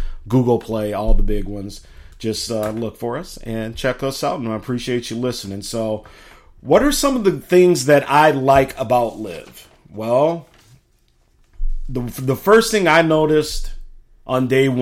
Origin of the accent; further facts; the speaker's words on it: Chicago, Illinois, United States; now in Minnesota, United States; Chicago, my hometown